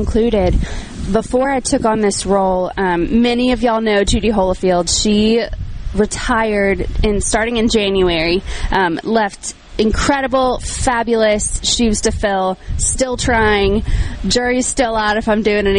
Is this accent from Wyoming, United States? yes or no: no; Nashville, Tennessee, United States; I'm from Nashville, so I know a little bit of humidity